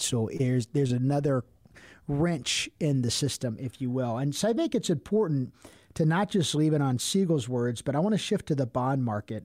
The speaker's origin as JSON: {"language": "English", "town": "Cincinnati", "region": "Ohio", "country": "United States", "said": "I'm from Cincinnati"}